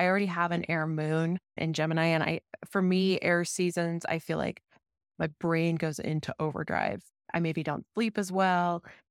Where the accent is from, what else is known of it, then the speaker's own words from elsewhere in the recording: Denver, Colorado, United States; And then also my connection to my home state, like Denver, where I grew up.